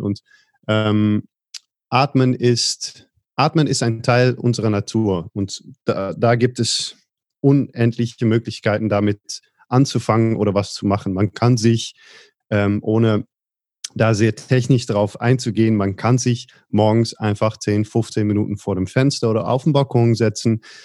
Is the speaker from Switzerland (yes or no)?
no; Netherlands; Ich bin geboren in Holland